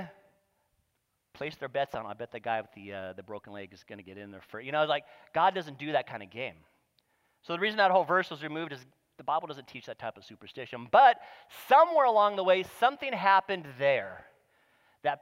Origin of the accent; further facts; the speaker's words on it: Ventura, California, United States; I grew up here in Ventura. I went to Balboa Middle School